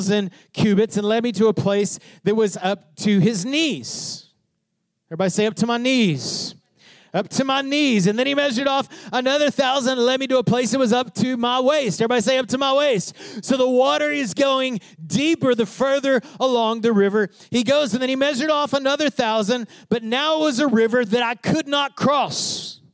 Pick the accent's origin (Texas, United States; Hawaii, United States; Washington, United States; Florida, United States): Texas, United States; Odessa; I grew up in Odessa, Texas.